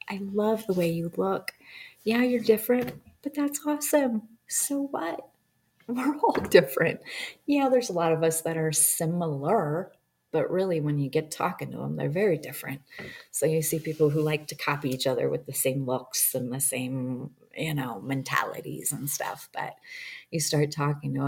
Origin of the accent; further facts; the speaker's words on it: Montana, United States; I'm from Montana and I came back